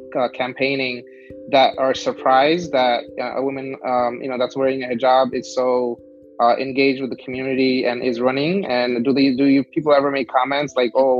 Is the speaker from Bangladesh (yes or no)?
yes; Barisal Division, Bangladesh; I was born in Borishal, so my village is similar